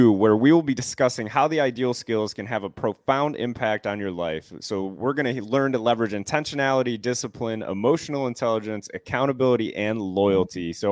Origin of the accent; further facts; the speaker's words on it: Newport, Rhode Island, United States; born there; also born or lived in Delaware; So I was born in Newport, Rhode Island. So pretty cool to say. It's a tiny little state, and Newport is absolutely gorgeous.